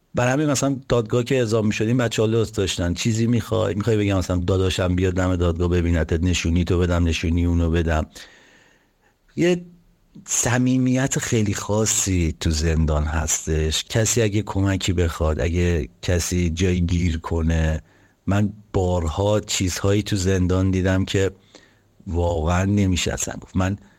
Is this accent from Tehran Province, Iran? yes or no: yes; Tehran, Tehran Province, Iran; من که بچه تهران هستم